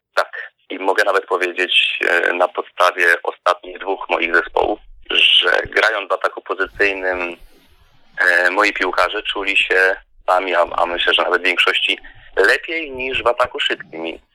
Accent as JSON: {"language": "Polish", "region": "West Pomeranian Voivodeship", "country": "Poland", "tie": "born or raised there", "also_born_or_lived": "Szczecinek", "said": "Pochodzę z małej miejscowości na północy kraju. To było dawne województwo koszalińskie, obecnie teraz zachodniopomorskie"}